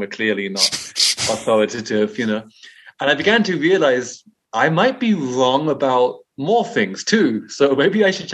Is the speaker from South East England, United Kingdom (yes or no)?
yes; Brighton, South East England, United Kingdom; moved away as an adult; also born or lived in India; grew up in Brighton in England.